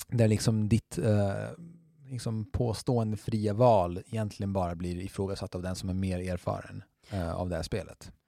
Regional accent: Skåne, Sweden; vi i Skåne

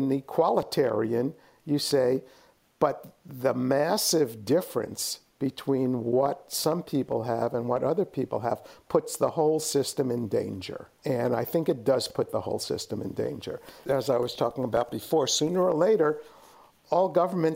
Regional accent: New York City, New York, United States; now in San Francisco Bay Area, United States; I grew up in New York City.

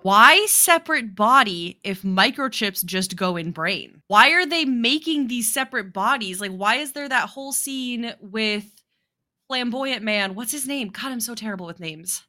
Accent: Midwest or Mountain West, United States; we grew up in the Midwest or Mountain West, depending on who you talk to, the Mid-Mountain West

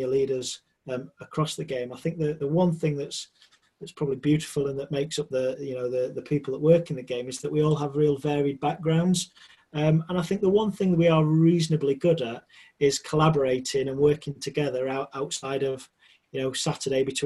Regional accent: Sheffield, Yorkshire and the Humber, United Kingdom; as a young boy growing up in Sheffield, where I was from

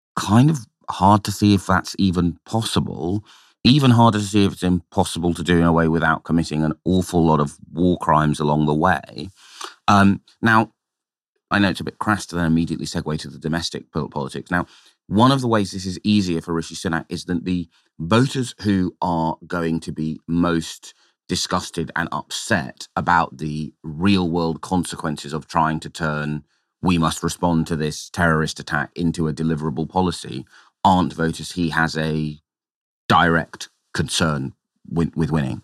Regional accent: London, United Kingdom; my hometown of Tower Hamlets

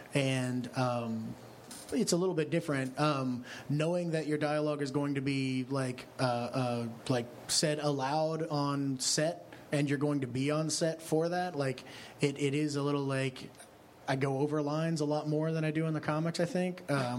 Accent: Kentucky, United States; born or raised there

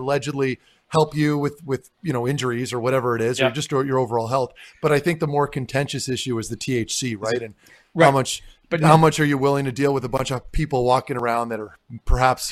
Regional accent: Ottawa, Ontario, Canada; I'm from Ottawa

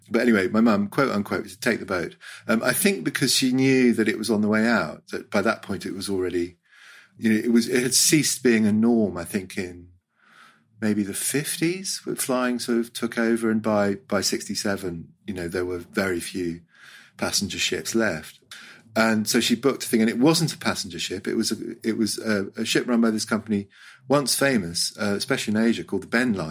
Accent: Hong Kong; I grew up in Hong Kong, and in 1967 we were do a holiday.

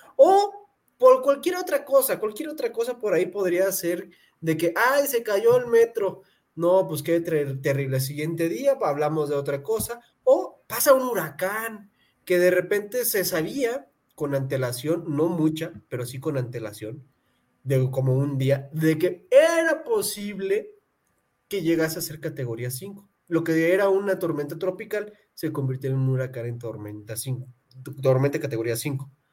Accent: Pátzcuaro, Michoacán, Mexico; moved away; soy de Pátzcuaro, Michoacán

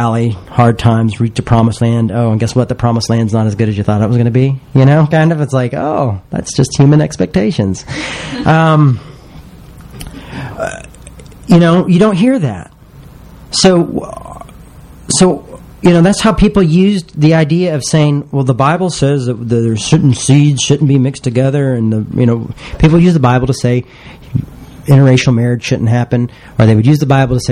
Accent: the South, United States; I'm from the South

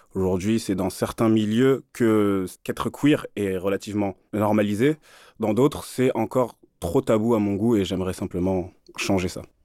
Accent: Île-de-France, France; j'ai grandi en Ile-de-France, hein, dans des banlieues du 78 et du 93

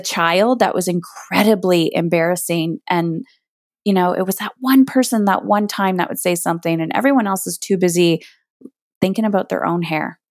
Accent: Canada; I'm Canadian

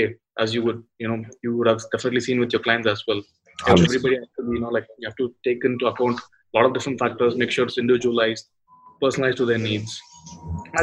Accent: India; being an Indian

